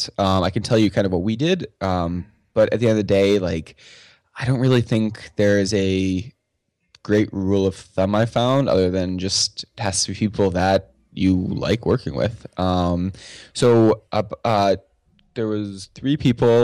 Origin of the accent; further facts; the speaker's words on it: United States; as an American citizen